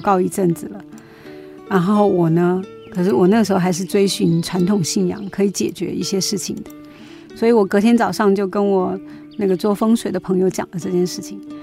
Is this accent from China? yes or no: yes; Yichang, Hubei, China; moved away; 我小时候住在我老家湖北宜昌